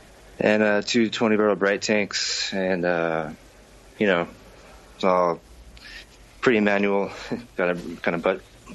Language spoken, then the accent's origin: English; San Diego, California, United States; moved away as an adult; now in Spain; I'm originally from San Diego. Okay. And grew up in San Diego